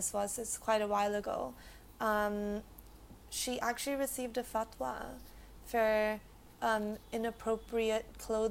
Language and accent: English; India